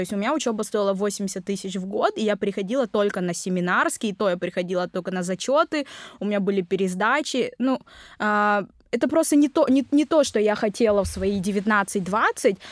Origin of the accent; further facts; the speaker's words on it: Nevinnomyssk, Stavropol Krai, Russia; first language Vietnamese; moved away as an adult; also born or lived in Vietnam; now in Krasnodar, Russia; я родилась в Нивином Иске, это Ставропольский край, это небольшой совсем город